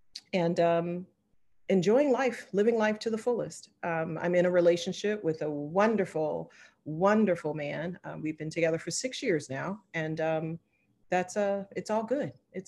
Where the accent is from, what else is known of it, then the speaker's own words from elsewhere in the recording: Charleston, South Carolina, United States; I'm originally from Charleston, South Carolina, minus the accent. My dad was military, and I ended up marrying a military member, but born and raised in Charleston